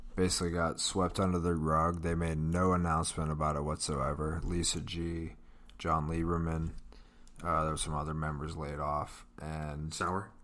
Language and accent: English; Pittsburgh, Pennsylvania, United States; We're from Pittsburgh.